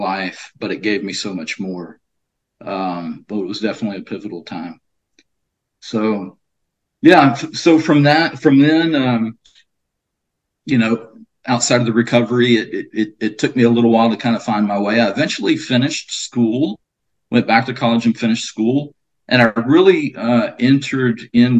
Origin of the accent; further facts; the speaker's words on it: near Beaumont, Texas, United States; moved away; born and raised in Texas, Southeast Texas, specifically a small little town outside of Beaumont, Texas